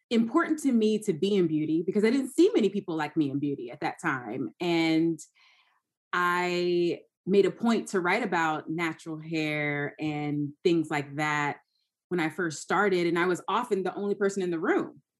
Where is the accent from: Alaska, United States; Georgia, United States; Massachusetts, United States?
Georgia, United States; moved away; And it's crazy because I moved from Georgia. I went to school in North Carolina. I'm a Southern girl.